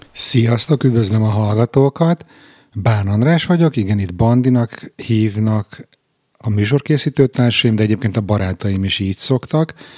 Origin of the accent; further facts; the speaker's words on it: Budapest, Hungary; moved away as an adult; also born or lived in Israel; now in Stockholm, Sweden; visszajöttem Magyarországra, budapesti vagyok